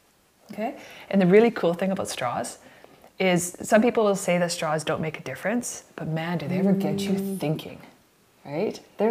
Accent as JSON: {"language": "English", "town": "Victoria", "region": "British Columbia", "country": "Canada", "said": "I'm from Victoria, British Columbia. I'm a mom."}